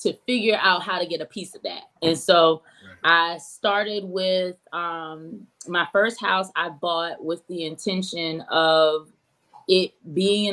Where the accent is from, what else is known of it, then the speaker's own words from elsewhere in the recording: Richmond, Virginia, United States; now in Raleigh, United States; I'm originally from Richmond, Virginia, but I was moved down to Raleigh about 13 years ago